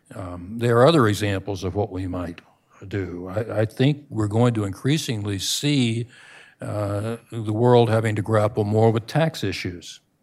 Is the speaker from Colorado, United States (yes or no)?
no; Florida, United States; my home state of Florida